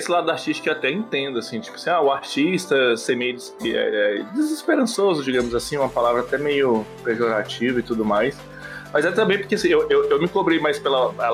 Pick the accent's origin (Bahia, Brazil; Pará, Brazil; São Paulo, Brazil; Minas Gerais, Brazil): Pará, Brazil; also born or lived in Brasília; em Brasília, fui criado no Pará